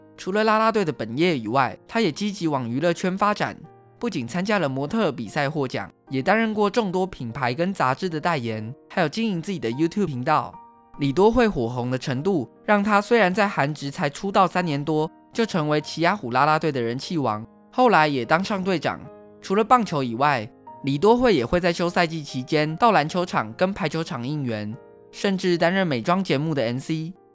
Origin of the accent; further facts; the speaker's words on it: Taiwan; 台湾是一块宝岛，同时也是我们的家乡